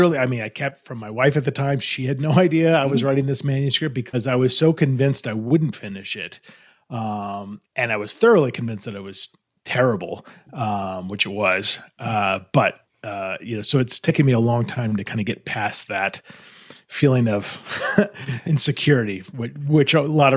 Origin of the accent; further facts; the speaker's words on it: Los Angeles, California, United States; I grew up in Los Angeles and I went to school in New York and I studied hotel administration.